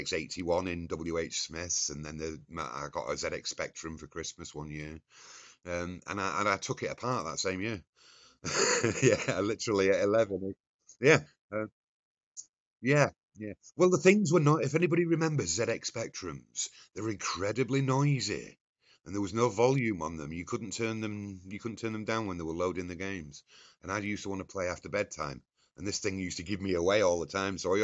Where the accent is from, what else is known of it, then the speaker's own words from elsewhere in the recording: Scarborough, Yorkshire and the Humber, United Kingdom; I grew up in North Yorkshire in Scarborough